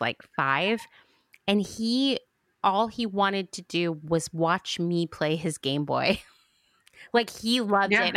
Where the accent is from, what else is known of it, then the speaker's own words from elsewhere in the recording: Central Pennsylvania, United States; where I grew up in Central PA